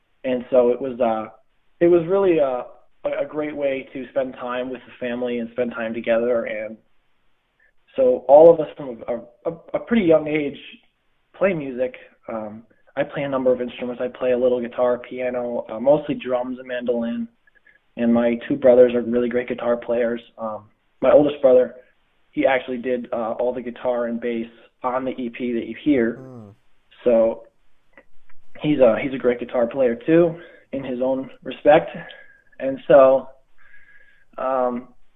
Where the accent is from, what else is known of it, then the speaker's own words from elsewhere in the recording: Schuylerville, New York, United States; I grew up in Schuylerville